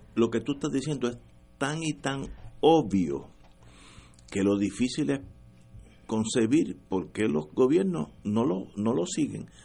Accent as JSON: {"language": "Spanish", "country": "Puerto Rico", "said": "nosotros que somos los puertorriqueños"}